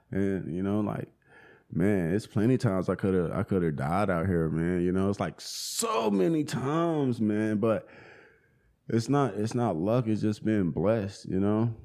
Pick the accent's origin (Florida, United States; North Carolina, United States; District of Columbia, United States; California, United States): North Carolina, United States; Charlotte; now in Asheville, United States; I grew up in Charlotte, homie. Grew up in Charlotte on the north side